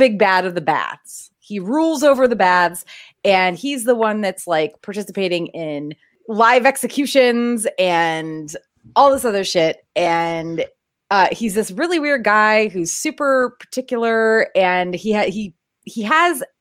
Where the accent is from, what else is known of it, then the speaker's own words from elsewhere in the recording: New England, United States; I grew up in New England